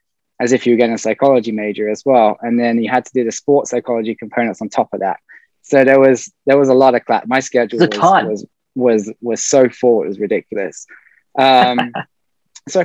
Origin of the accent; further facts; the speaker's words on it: Birmingham, West Midlands, United Kingdom; moved away; also born or lived in Manchester, England; I'm from Manchester in England originally. And then I grew up in the Midlands around the Birmingham area